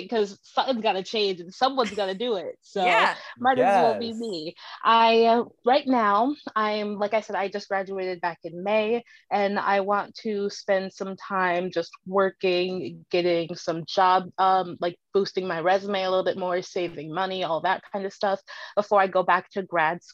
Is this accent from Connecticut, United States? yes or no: yes; Manchester, Connecticut, United States; also born or lived in Philadelphia; I am from Manchester, Connecticut. I've lived here my entire life, except for the 4 years I spent in Philadelphia